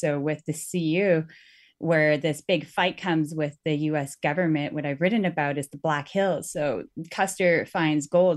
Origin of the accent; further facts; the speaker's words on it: Northwest Territories, Canada; moved away; I'm originally from the Northwest Territories and we're the Dene